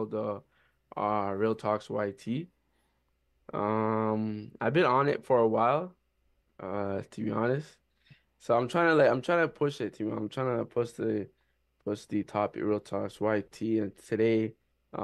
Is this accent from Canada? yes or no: yes; Canada; I'm a Canadian